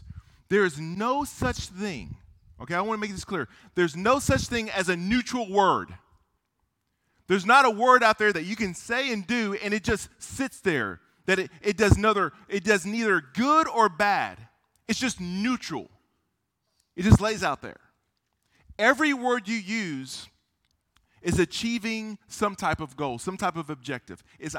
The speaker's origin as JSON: {"language": "English", "country": "South Korea", "tie": "born there", "said": "I was born in Korea. I'm half Korean. My mom was Korean."}